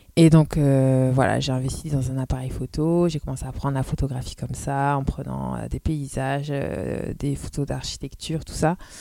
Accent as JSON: {"language": "French", "town": "Amiens", "region": "Hauts-de-France", "country": "France", "tie": "born or raised there", "also_born_or_lived": "Roubaix", "moved": "as an adult", "lives_now": "Lille, France", "said": "je suis née à Amiens"}